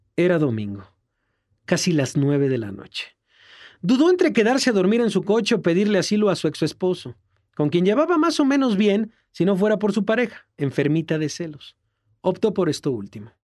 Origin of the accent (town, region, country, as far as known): Mexico